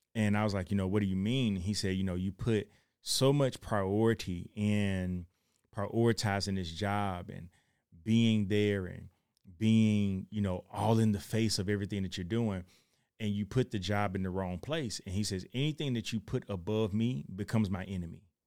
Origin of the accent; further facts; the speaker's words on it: Chattanooga, Tennessee, United States; I'm from Chattanooga, Tennessee.